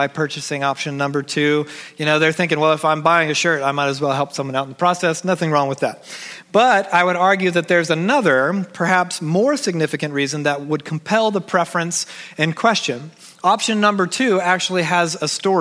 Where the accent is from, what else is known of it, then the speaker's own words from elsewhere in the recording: Georgia, United States; moved away; because I'm from Georgia. When we lived in Georgia